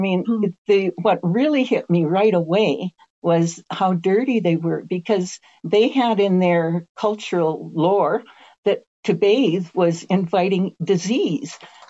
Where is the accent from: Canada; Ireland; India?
Canada; I'm coming from Canada where we stay up late.